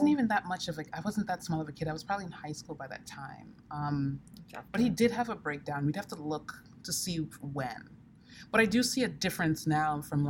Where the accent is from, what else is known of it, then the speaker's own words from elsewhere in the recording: Sierra Leone; Now, I come from Sierra Leone, and like throughout my childhood, Sierra Leone was in a protracted civil war.